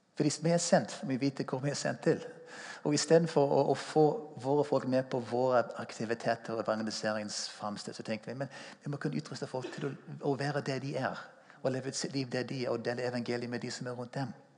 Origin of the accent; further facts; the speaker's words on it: United States; Norwegian is a second language; moved away as an adult; now in Stavanger, Norway; Jeg er amerikaner. Kom til Norge i 1981 som 22-åring